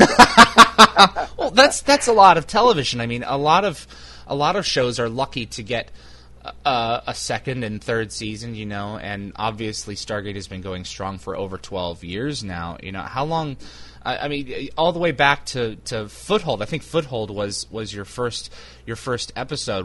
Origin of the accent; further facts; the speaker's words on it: United States; I'm American